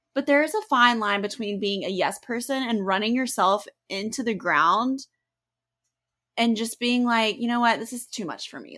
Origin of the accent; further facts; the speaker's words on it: the South, United States; growing up in the South